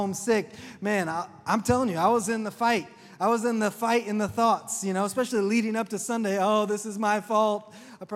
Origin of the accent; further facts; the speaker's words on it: Oklahoma, United States; accent: southern; I'm from Oklahoma